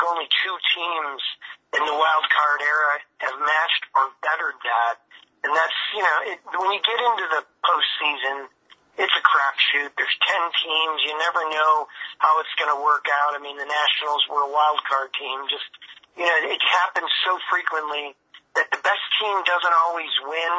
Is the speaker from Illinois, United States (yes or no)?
yes; Chicago, Illinois, United States; moved away; I got a chance to work in my hometown for the White Sox.